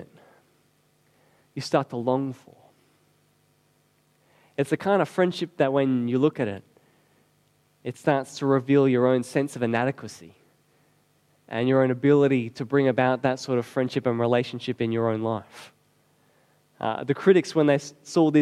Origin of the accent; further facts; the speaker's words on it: Australia; we're Aussie